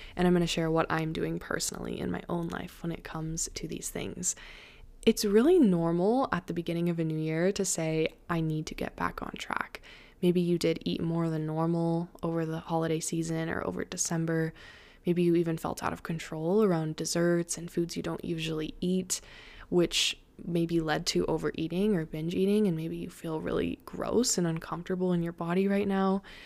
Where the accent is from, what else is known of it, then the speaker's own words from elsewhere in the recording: Colorado, United States; I was born in Colorado, so I am so used to the snow and to the mountains